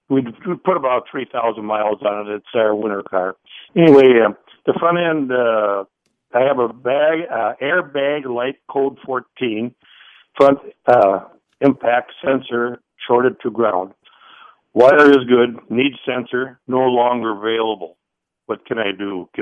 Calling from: Summerfield, Florida, United States; Summerfield, Florida.

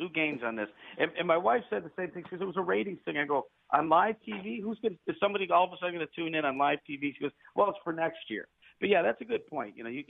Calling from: California, United States; I'm calling from California

